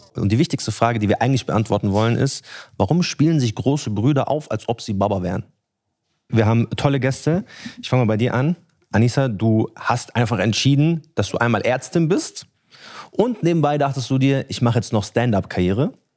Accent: Munich, Bavaria, Germany; ich bin in München aufgewachsen

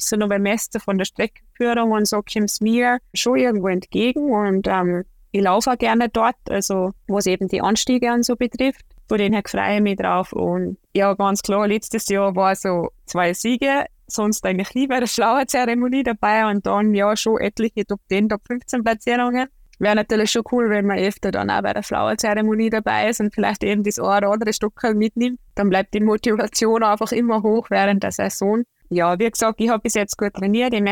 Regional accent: Austria; Dort sind wir im Oktober viel in der Ramsau bei uns in Österreich

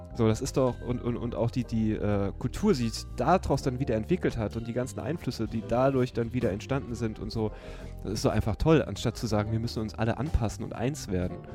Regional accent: Trier, Rhineland-Palatinate, Germany; also born or lived in Hamburg; now in Berlin, Germany; ich bin Trierer

